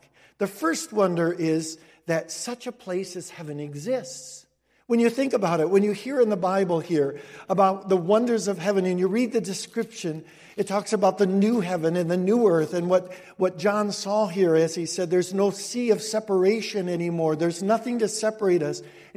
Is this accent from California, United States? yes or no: no; Cicero, Illinois, United States; also born or lived in Denver, Colorado; when I grew up in Cicero